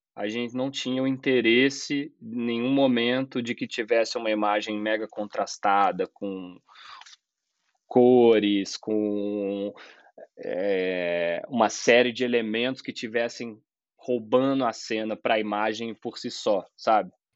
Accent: Juiz de Fora, Minas Gerais, Brazil; moved away as an adult; also born or lived in São João del Rei, Brazil; eu sou mineiro, né, de São João del Rei. Com 10 anos, eu já morava em Juiz de Fora, que é uma outra cidade de Minas e onde eu fiquei até meus 25 anos

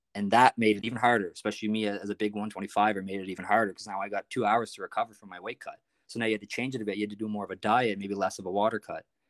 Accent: Prince Edward Island, Canada; I'm from Prince Edward Island, actually, so it's, it's a small place

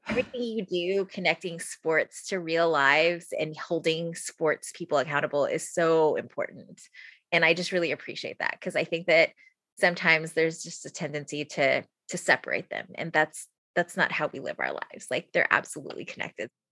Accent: San Antonio, Texas, United States; now in Austin, United States; I'm from San Antonio, so I like the Spurs kind of by default

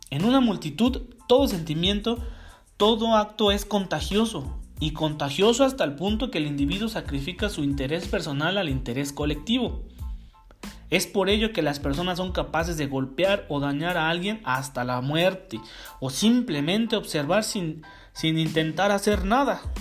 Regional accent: Mexico; Los usos y costumbres por lo menos en México, en mi país, no incluyen el linchamiento como forma de penalización

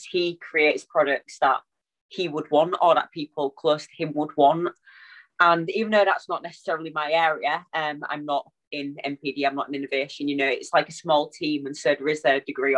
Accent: Hull, Yorkshire and the Humber, United Kingdom; we are all from Hull

